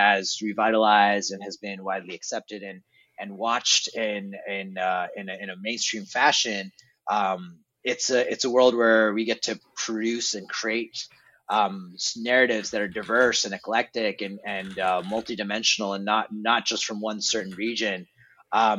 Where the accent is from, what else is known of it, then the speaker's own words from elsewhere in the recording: Trondheim, Trøndelag, Norway; moved away; I was born in Trondheim, Norway, like a fisherman town in Norway.